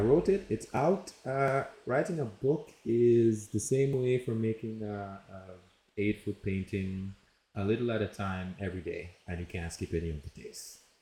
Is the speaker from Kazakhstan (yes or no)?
no; Jamaica; moved away as an adult; also born or lived in United States; I'm from Jamaica and raised there, lived there, and then I moved to the United States for college